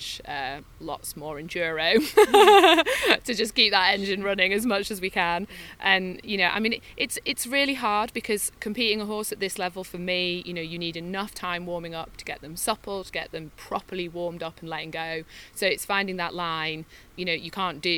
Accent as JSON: {"language": "English", "country": "United Kingdom", "said": "we're British"}